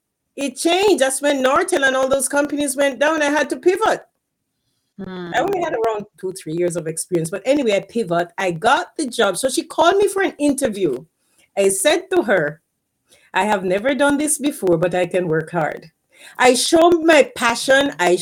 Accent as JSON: {"language": "English", "country": "Jamaica", "moved": "as an adult", "said": "because when I came from Jamaica, I career pivoted to IT. Because when I came here, I was a professor at the university in Jamaica before I came here."}